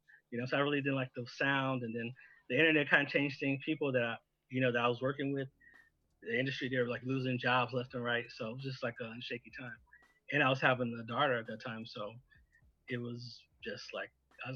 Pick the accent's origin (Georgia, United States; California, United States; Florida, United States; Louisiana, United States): California, United States; moved away as an adult; also born or lived in Arizona; I'm actually from California, and then I moved to Arizona like right after graduation